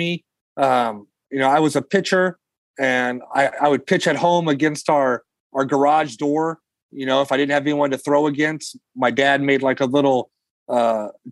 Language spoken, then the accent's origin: English; Long Beach, California, United States; now in Fresno, United States; a kid from Long Beach, where I grew up in Southern California